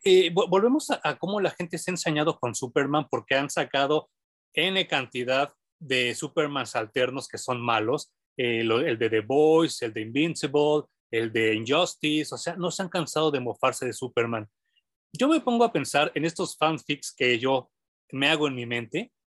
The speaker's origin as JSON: {"language": "Spanish", "region": "Mexico City", "country": "Mexico", "tie": "born or raised there", "said": "yo crecí en Barrio Bajo, yo, yo soy de la San Rafael"}